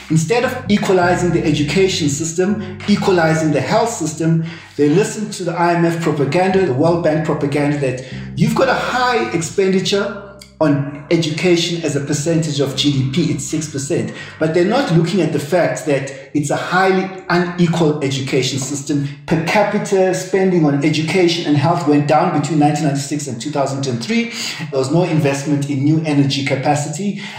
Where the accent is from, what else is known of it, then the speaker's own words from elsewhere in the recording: South Africa; I'm a South African economist and financial journalist.